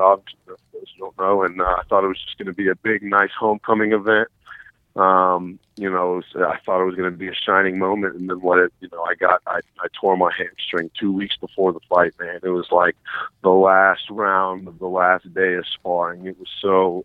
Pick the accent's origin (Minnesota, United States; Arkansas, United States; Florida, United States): Florida, United States; Tallahassee; now in Miami, United States; I, I'm from Tallahassee.